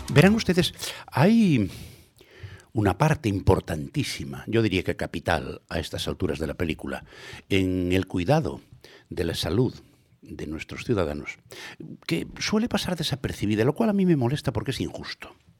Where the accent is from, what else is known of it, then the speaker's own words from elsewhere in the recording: Santiago de Compostela, Galicia, Spain; yo que me crié en Tras Santa Clara